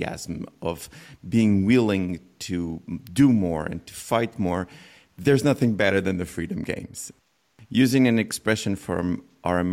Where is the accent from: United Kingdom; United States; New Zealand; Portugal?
Portugal; I'm from Portugal